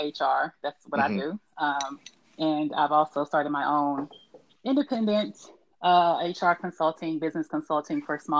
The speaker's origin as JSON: {"language": "English", "town": "Kansas City", "country": "United States", "tie": "born or raised there", "also_born_or_lived": "Detroit, Michigan", "moved": "yes", "lives_now": "Los Angeles, United States", "said": "I am originally from Detroit, raised in Kansas City, and now I live in Los Angeles, California, with my husband Randall."}